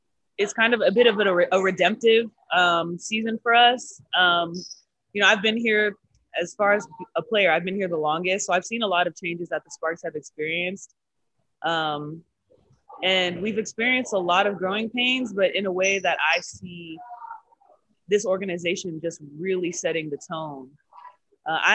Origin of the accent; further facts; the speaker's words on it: Texas, United States; now in Los Angeles, United States; we're both from Texas